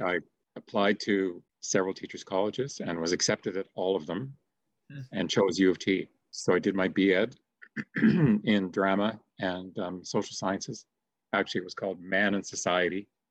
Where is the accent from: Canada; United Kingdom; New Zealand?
Canada; Mississauga, Ontario; I grew up in Streetsville.